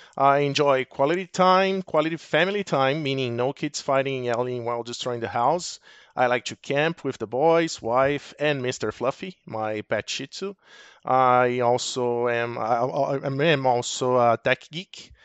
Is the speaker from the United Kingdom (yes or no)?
no; Brazil; moved away as an adult; now in Arizona, United States; I'm originally from Brazil, so move over to the U S ab, about twelve years ago